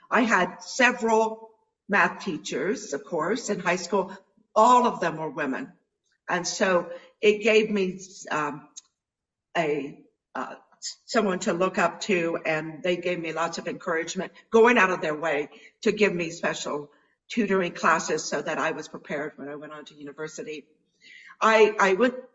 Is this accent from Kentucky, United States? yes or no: no; near Dayton, Ohio, United States; moved away; also born or lived in Canada; I grew up in Ohio. Near Dayton, Ohio, in the U.S.